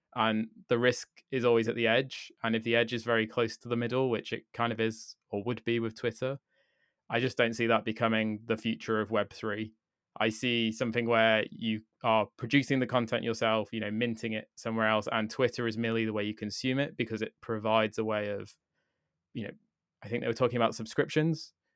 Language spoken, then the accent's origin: English; United Kingdom; me as a British person